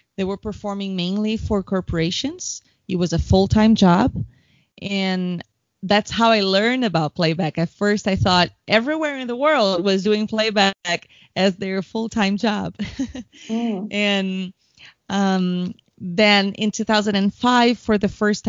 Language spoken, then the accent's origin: English; São Paulo, Brazil; English is a second language; I'm from São Paulo, Brazil, where I've been living currently